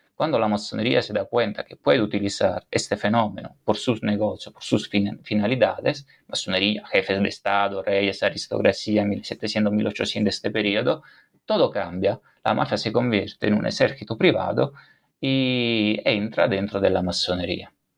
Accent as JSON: {"language": "Spanish", "region": "Campania", "country": "Italy", "tie": "born or raised there", "accent": "Italian", "second_language": "Spanish", "moved": "as an adult", "lives_now": "Spain", "said": "yo he nacido en, la región Campania, Campaña, la región, es decir, la comunidad autónoma"}